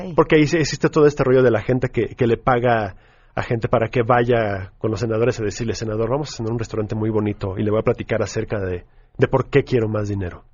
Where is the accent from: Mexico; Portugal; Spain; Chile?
Mexico; nosotros como mexicanos